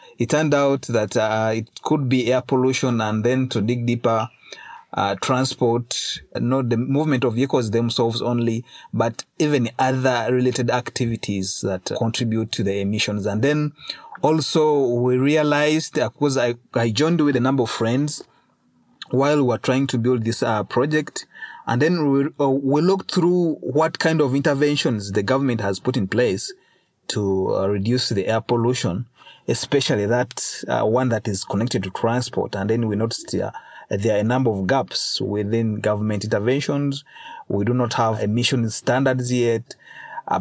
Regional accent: Uganda; I was born in Museveni's regime

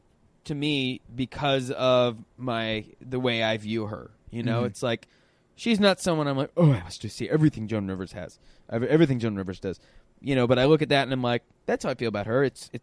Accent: Tulsa, Oklahoma, United States; And I'm from Tulsa.

